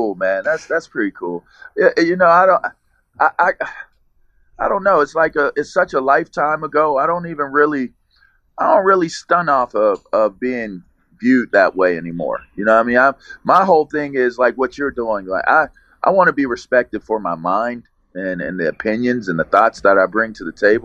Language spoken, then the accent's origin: English; Pittsburgh, Pennsylvania, United States; all of that pierogi juice that they put in our bottles growing up, which is totally Pittsburgh